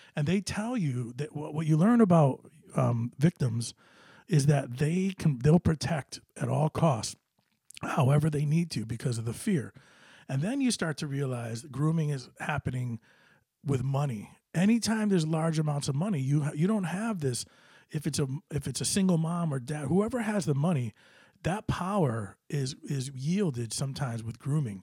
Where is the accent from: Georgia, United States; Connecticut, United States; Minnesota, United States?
Connecticut, United States; New Britain; New Britain, my hometown